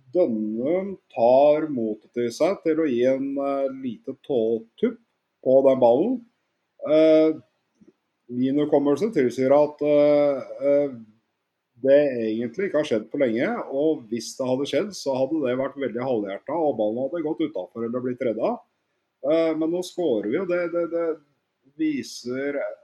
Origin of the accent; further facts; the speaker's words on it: Oslo, Norway; jeg er fra Grorud.